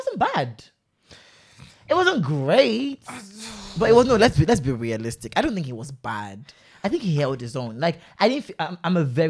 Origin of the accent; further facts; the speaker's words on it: Nigeria; as a Nigerian